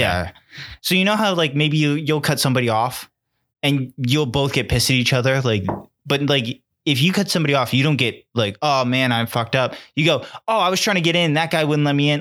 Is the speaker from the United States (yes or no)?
yes; Connecticut, United States; we're from Connecticut